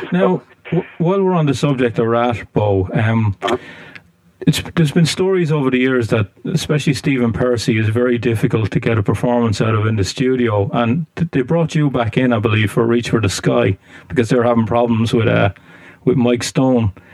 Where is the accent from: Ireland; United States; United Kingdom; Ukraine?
Ireland; I'm from Ireland, so I'm not an American